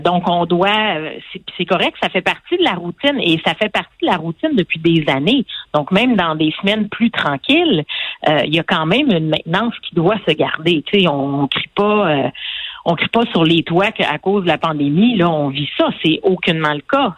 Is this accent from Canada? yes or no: yes; Quebec, Canada; en tant que Québécois